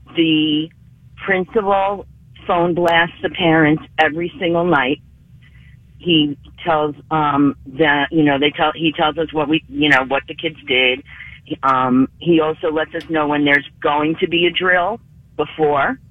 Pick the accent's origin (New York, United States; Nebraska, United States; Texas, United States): New York, United States; New York City; I grew up in the Bronx.